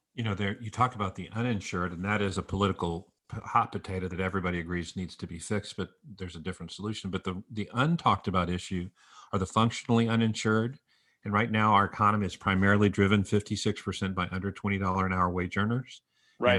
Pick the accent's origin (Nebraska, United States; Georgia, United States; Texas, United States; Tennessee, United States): Texas, United States; San Antonio; San Antonio, Texas, my hometown